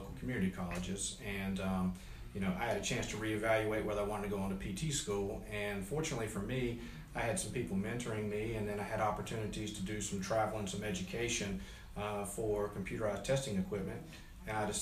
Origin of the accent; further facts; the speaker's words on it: Waxhaw, North Carolina, United States; I'm from locally from Waxhaw, so I pretty much spent my entire life in this community area